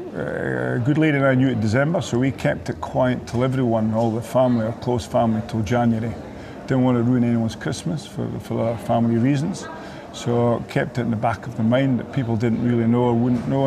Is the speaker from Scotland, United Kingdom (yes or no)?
yes; the Borders, Scotland, United Kingdom; we came from the Borders